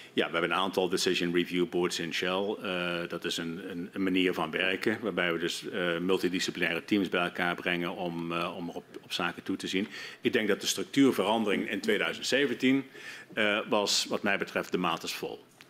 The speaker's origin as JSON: {"language": "Dutch", "country": "Netherlands", "moved": "as an adult", "said": "zeker ook als Nederlander"}